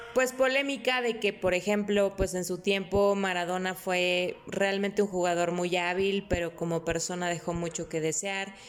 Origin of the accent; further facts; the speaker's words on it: Mexico; Soy más mexicana que el nopal